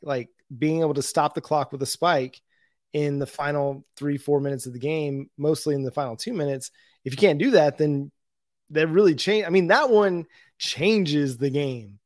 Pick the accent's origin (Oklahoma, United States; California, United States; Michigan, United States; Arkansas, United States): Oklahoma, United States; Tahlequah; my hometown